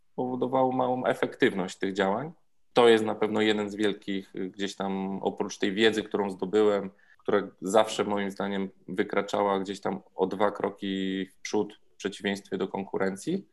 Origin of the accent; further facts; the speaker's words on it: Zakopane, Lesser Poland, Poland; moved away as an adult; also born or lived in Warsaw; jestem zakopiańczykiem i udało mi się nakłonić że do przeprowadzki tutaj, do powrotu do rodzinnego miasta